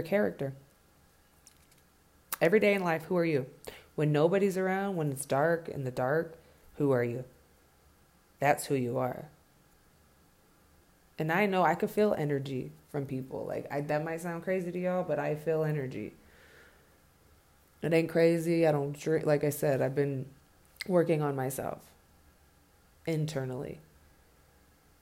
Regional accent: California, United States; also born or lived in Ventura / Oxnard; now in Denver, United States; I was born in Cali and my foundation was there

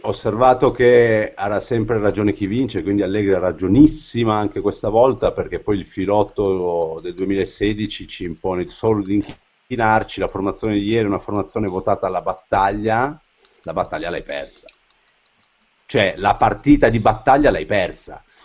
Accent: Turin, Piedmont, Italy; sono torinese

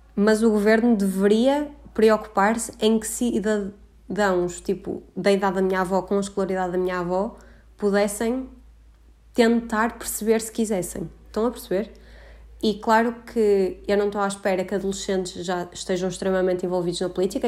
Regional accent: Porto, Norte, Portugal; moved away as an adult; now in Coimbra, Portugal; A minha quarentena foi no Porto e eu não imaginava que ia passar dois meses no Porto, ahm, que é de onde eu sou originalmente

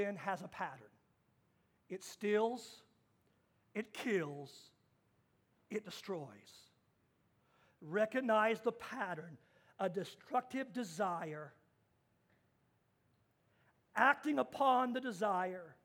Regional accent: Kansas, United States; I got my driver's license in Kansas at 14 years old

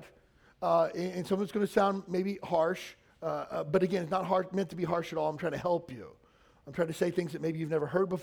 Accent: Kentucky, United States; moved away; where I grew up in Kentucky

